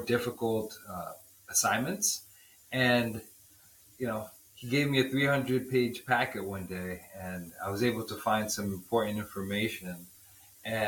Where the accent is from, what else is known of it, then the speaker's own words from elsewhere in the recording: New York City, New York, United States; also born or lived in Bronx, New York; I'm originally from New York, born and raised in Harlem. My family's from Haiti